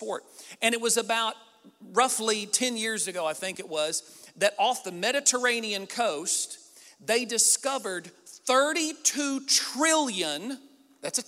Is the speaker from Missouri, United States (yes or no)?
yes; Southeast Missouri, United States; I'm a hick from Southeast Missouri